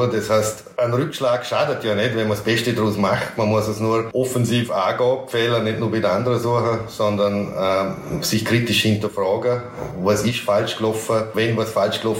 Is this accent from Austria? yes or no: yes; Braz, Vorarlberg, Austria; Ich aufgewachsen bin im Klostertal, sprich Bratz, äh, dadurch am Land, wo man sich ja gut kennt.